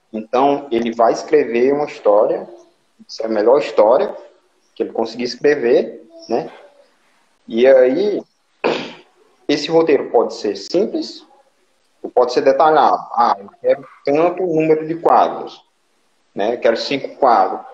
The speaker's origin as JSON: {"language": "Portuguese", "town": "Limoeiro do Norte", "region": "Ceará", "country": "Brazil", "said": "sou do Limoeiro, né, como já falei"}